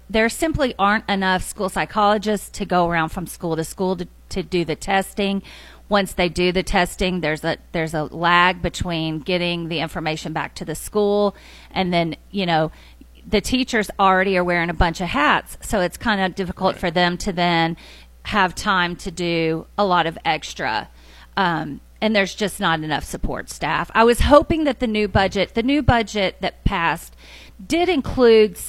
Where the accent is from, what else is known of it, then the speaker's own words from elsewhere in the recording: Madison, Tennessee, United States; also born or lived in Sumner County, Tennessee; was born and raised in the Nashville area. I grew up in Madison.